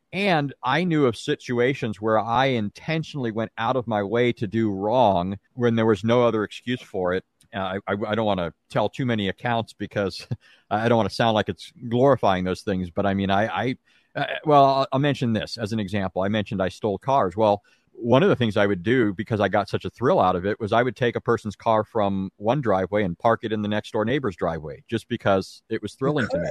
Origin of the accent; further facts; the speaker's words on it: Santa Ana, California, United States; also born or lived in Anaheim, California; now in Greenville, United States; I was actually born and raised in Southern California. I was born in an Anaheim hospital. We lived in Santa Ana.